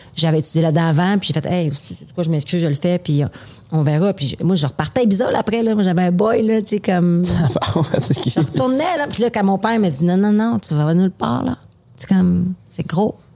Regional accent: Quebec City, Quebec, Canada; je viens de Québec

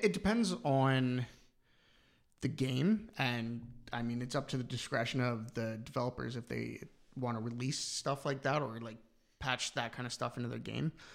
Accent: London, Ontario, Canada; now in Ireland; where I'm from, London, Ontario

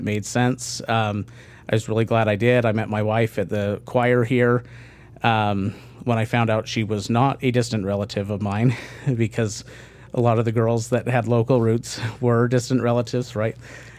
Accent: San Antonio, Texas, United States; So I grew up mostly in Texas, a few other places, but was mostly in San Antonio.

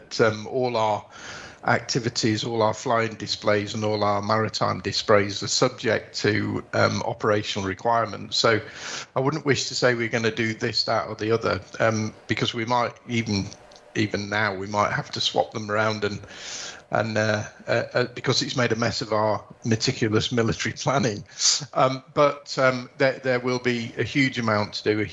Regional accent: Yorkshire and the Humber, United Kingdom; it's not just the Yorkshireman in me, but it's the Northerner in me

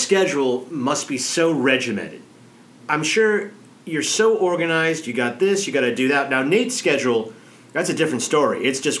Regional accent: Omaha, Nebraska, United States; I'm from Omaha.

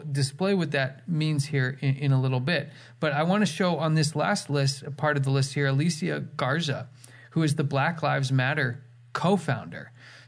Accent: California, United States; now in Canada; I was from California before I moved to Canada.

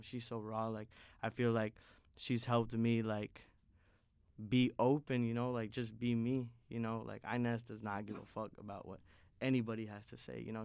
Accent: Indiana, United States; moved away as an adult; now in Chicago, United States; Indiana has always, is part of my identity. I'm an Indianimal.

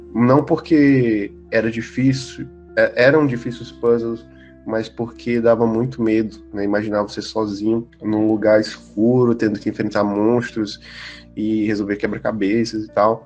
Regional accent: Piauí, Brazil; Que é a minha cidade natal, é, no Piauí

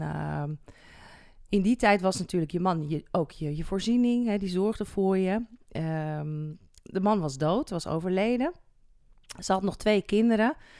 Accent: Netherlands; waar wij nog zoiets hebben als Nederlanders

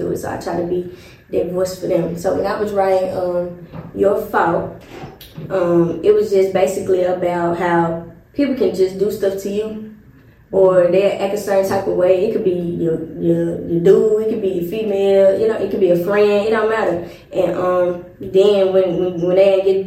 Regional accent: Memphis, Tennessee, United States; growing up in Memphis

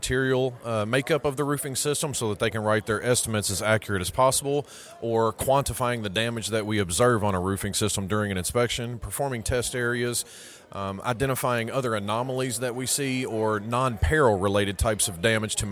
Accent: Kentucky, United States; where I'm from, I'm from Kentucky, so my part of the country

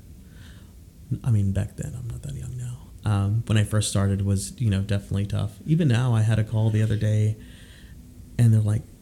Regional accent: Houston, Texas, United States; also born or lived in Austin, Texas; I live in Austin now, but I'm from Houston

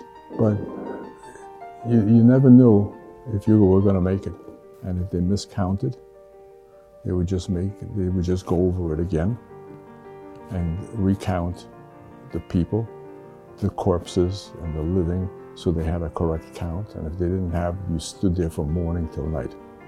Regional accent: Poland; born there; I was born in Poland in February of 1939.

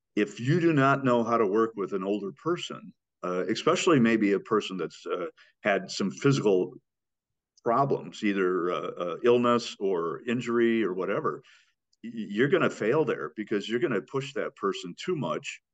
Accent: Iowa, United States; I grew up in Iowa.

